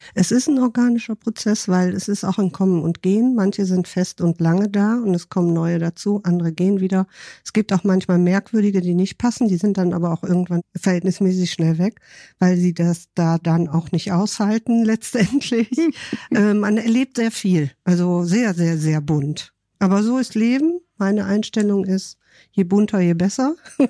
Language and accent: German; Rhineland, Germany; moved away as an adult; now in Hamburg, Germany; Ich komme aus dem Rheinland